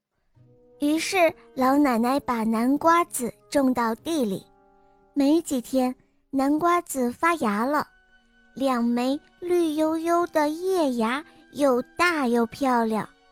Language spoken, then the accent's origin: Chinese; Shanghai, China; 我来自上海